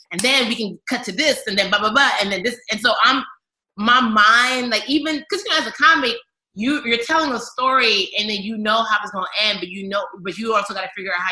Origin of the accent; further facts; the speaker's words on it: Nigeria; I'm a Nigerian. There's a baby on my back and a pail of water on my head right now.